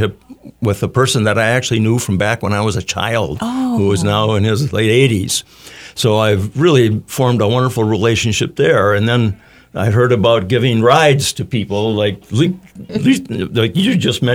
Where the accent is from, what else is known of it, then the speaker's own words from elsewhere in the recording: Mankato, Minnesota, United States; come back to my hometown